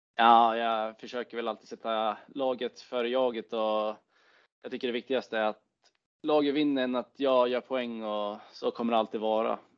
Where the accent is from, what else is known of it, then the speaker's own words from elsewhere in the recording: Timrå, Västernorrland County, Sweden; en av mina bästa kompisar hemma i Timrå